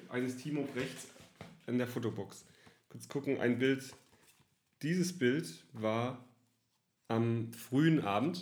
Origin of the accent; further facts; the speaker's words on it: Southern Germany, Germany; moved away as an adult; now in Cologne, Germany; Ich komme tatsächlich aus Süddeutschland, bin nach Köln gezogen, bin überzeugter Kölner.